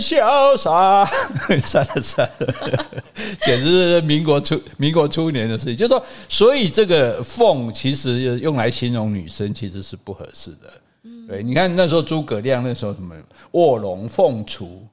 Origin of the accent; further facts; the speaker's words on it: Sanxing, Yilan County, Taiwan; 我依然啊，我依然三生乡出世